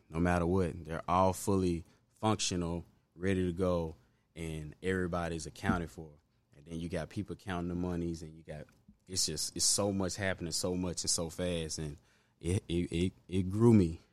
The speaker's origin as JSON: {"language": "English", "town": "Memphis", "region": "Tennessee", "country": "United States", "tie": "born or raised there", "also_born_or_lived": "Binghamton, Memphis / Hyde Park, Memphis", "said": "Raleigh, primarily, um, I grew up in Raleigh mostly."}